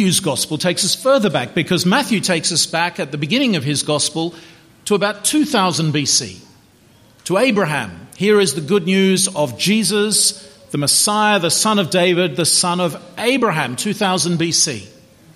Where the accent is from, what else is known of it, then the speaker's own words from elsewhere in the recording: Melbourne, Victoria, Australia; 12 Robert Street, Chadstone, Melbourne, 3148, Victoria, Australia